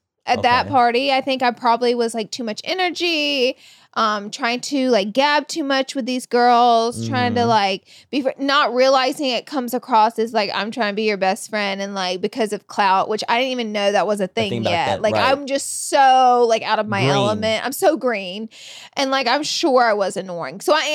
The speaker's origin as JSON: {"language": "English", "region": "Alabama", "country": "United States", "moved": "as an adult", "lives_now": "Los Angeles, United States", "said": "I'm fresh from Alabama"}